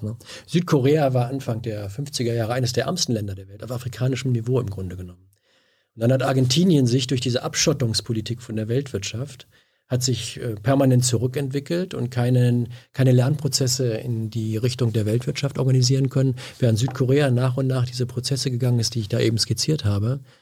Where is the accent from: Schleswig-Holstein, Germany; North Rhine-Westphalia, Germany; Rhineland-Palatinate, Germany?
North Rhine-Westphalia, Germany; Bünde; moved away as an adult; now in Berlin, Germany; ich kam aus, also Bünde hat 40.000 Einwohner